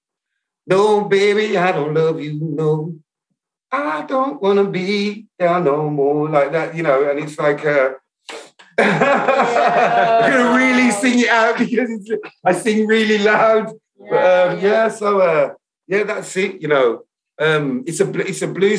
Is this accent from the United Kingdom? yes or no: yes; Birmingham, West Midlands, United Kingdom; accent: Brummie; my accent's not really that Brummie